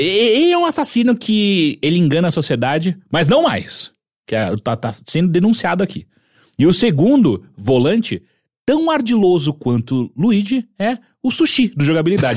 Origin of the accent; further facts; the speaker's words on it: Atibaia, São Paulo, Brazil; eu andei de bicicleta a minha vida inteira quando era moleque em Atibaia